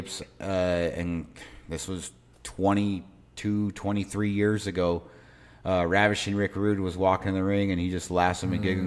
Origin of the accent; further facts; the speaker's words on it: Pueblo, Colorado, United States; I grew up in Southern Colorado here down in Pueblo